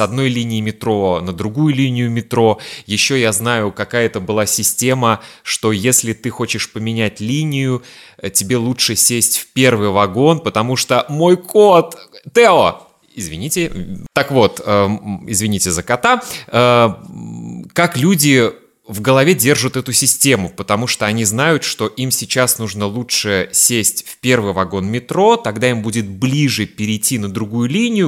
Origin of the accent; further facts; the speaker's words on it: Kaliningrad, Kaliningrad Oblast, Russia; Я родился в Калининграде, и в Москву я приехал впервые в 2002 году